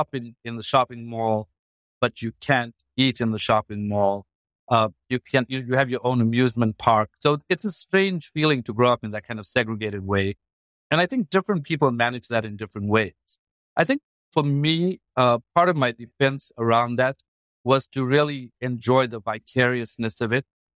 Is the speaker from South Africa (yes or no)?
yes; Durban, KwaZulu-Natal, South Africa; moved away as an adult; also born or lived in Stellenbosch; I grew up in Durban